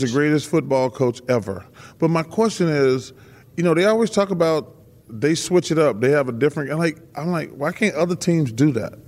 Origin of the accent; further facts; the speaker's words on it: the South, United States; We're from the South